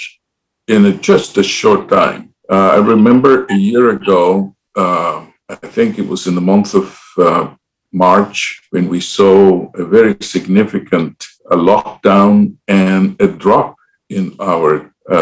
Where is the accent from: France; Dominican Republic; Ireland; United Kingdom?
Dominican Republic; moved away as an adult; also born or lived in Puerto Rico; now in United States; I was born and raised in the Dominican Republic